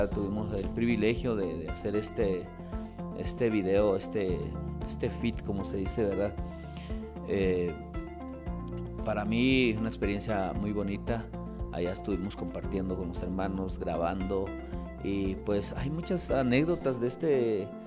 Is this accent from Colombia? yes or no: no; Totonicapán, Guatemala; Yo soy de Totonicapán